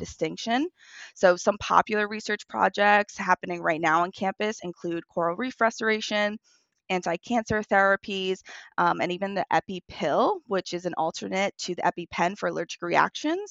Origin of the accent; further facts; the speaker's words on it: Long Island, New York, United States; moved away as an adult; now in South Florida, United States; I actually am born and raised on Long Island, and I moved down to South Florida in twenty eighteen.